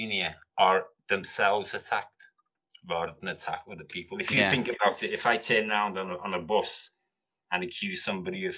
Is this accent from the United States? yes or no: no; Liverpool, North West England, United Kingdom; moved away as an adult; also born or lived in London; I'm from Liverpool. I was born in Mill Road Hospital.